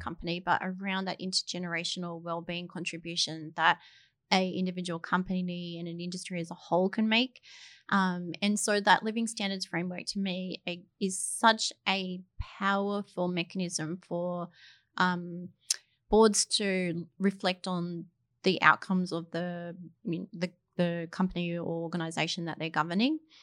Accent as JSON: {"language": "English", "country": "Australia", "moved": "as an adult", "lives_now": "New Zealand", "said": "I'm not a New Zealander, I'm a, an Australian"}